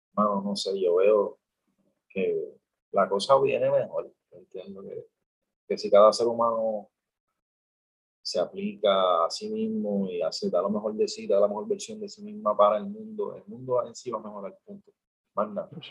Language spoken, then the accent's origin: Spanish; Puerto Rico; mi situación actual como puertorriqueño